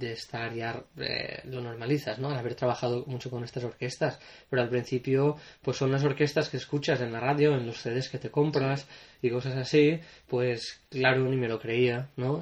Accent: Potríes, Valencian Community, Spain; moved away as an adult; also born or lived in Castellón / London; now in Liverpool, United Kingdom; empecé en Potríes, que es mi pueblo, un pueblo pequeñito eh, al sur de la provincia de Valencia

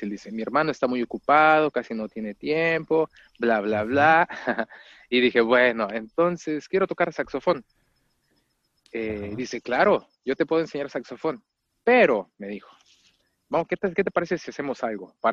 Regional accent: Mexico; yo soy de México, primero que nada, primeramente soy mexicano, de un pueblo relativamente cerca de la ciudad, a 50 kilómetros de la Ciudad de México, pero, pero está apartado y es eh, un poco rural, rural el municipio, el pueblito de donde soy.

